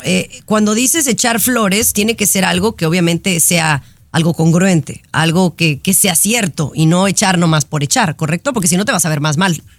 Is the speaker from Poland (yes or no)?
no; Mexico; mi gente mexicana, que somos la mayoría